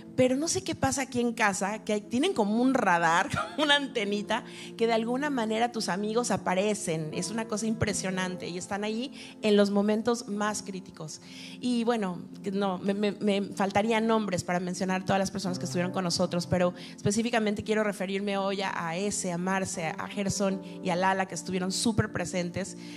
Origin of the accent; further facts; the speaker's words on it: Mexico City, Mexico; moved away as an adult; now in Miami, United States; yo soy mexicana, soy de la Ciudad de México